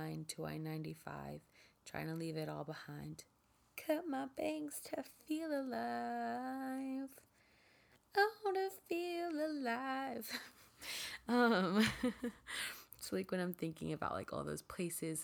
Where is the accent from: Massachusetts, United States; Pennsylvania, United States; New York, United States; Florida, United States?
Florida, United States; Miami; also born or lived in Lakeland, Florida / San Diego; I was born in Miami, I have family that lives there